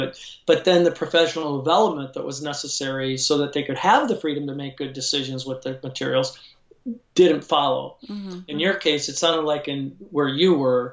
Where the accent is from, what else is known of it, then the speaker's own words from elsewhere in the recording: Chicago, Illinois, United States; now in Lodi, United States; I'm from Chicago, but we live in Northern California now in a small town called Lodi, California